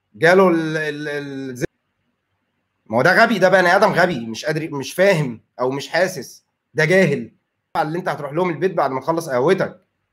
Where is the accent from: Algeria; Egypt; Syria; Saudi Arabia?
Egypt; عندنا في مصر